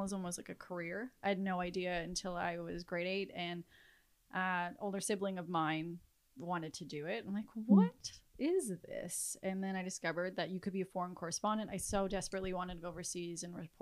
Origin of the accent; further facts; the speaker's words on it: Regina, Saskatchewan, Canada; now in Toronto, Canada; I was born and raised in Regina, Saskatchewan